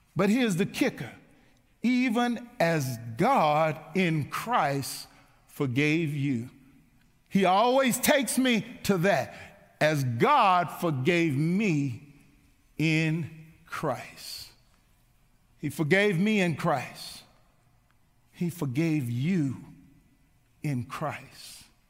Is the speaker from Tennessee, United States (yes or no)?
yes; Mount Juliet, Tennessee, United States; As a little boy growing up on Lowell Grove here in Mount Juliet